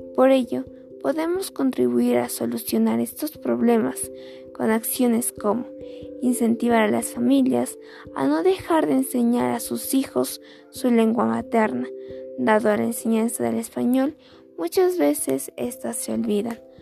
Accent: Peru

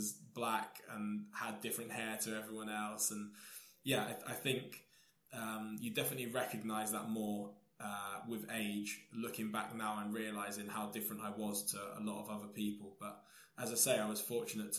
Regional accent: Taunton, South West England, United Kingdom; now in Portsmouth, United Kingdom; I grew up in Somerset, in Taunton, and it was very much a white-dominated area

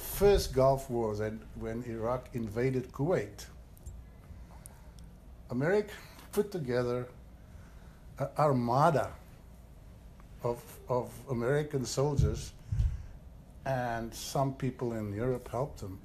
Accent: South Africa; also born or lived in Switzerland; now in United States; I'm from South Africa

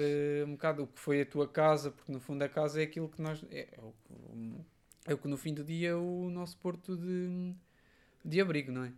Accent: Portugal; also born or lived in Covilhã, Portugal / Aveiro, Portugal; depois em Queceia, na minha terra natal, também já mudei várias vezes

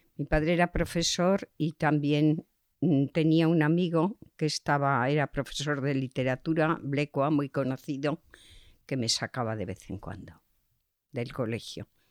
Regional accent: Zaragoza, Aragon, Spain; also born or lived in Barcelona / Chodes; En mi familia era una familia conocida en Zaragoza, pero con medios económicos muy escasos.

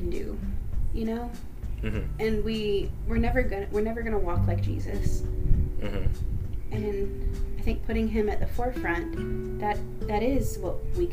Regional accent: the South, United States; we're both from the South

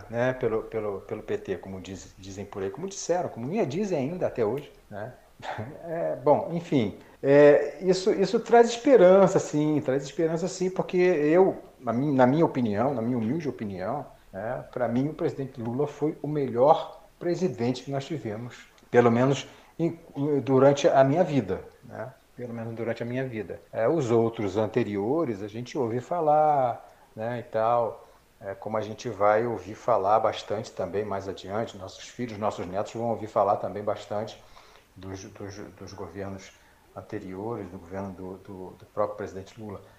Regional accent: Brazil; nós somos brasileiros, não desistimos nunca.

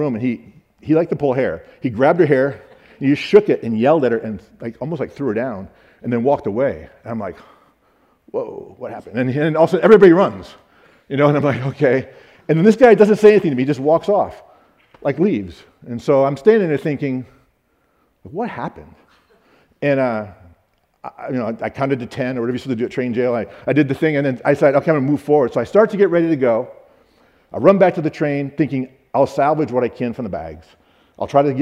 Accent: Michigan, United States; I'm from Michigan

